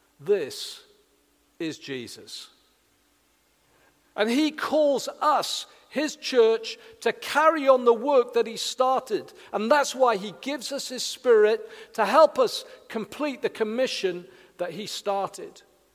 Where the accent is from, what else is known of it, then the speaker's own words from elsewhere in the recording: Wales, United Kingdom; now in Hedge End, United Kingdom; 35 years ago nearly now, I came from South Wales, confused about church, and I came and became part of a small church community in Hedge End.